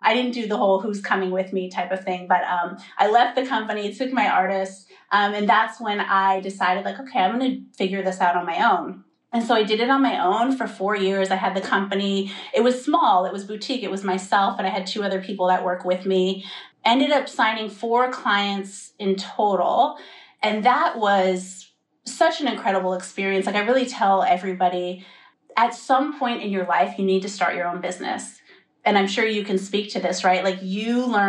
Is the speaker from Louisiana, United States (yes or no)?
no; Bay Area, California, United States; moved away as an adult; brought me back home because I'm from the Bay Area